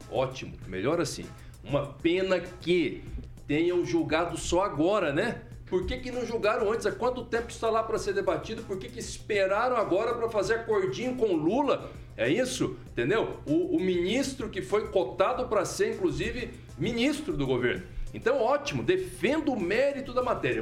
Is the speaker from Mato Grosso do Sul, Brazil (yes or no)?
yes; Mato Grosso do Sul, Brazil; moved away as an adult; now in Maringá, Brazil; para o Mato Grosso do Sul que é minha terra natal